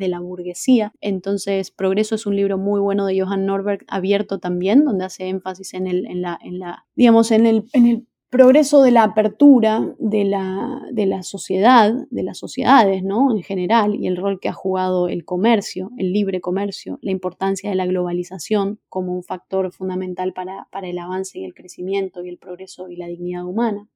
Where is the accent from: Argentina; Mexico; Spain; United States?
Argentina